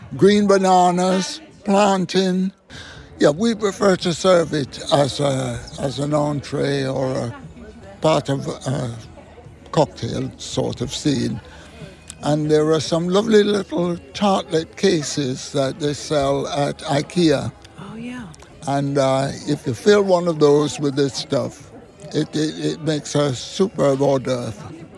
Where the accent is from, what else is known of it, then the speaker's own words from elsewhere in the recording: Jamaica; I'm from Jamaica